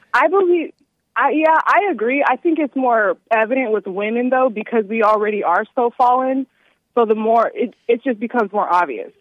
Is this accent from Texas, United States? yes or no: yes; Texas, United States; now in North Carolina, United States; I'm from Texas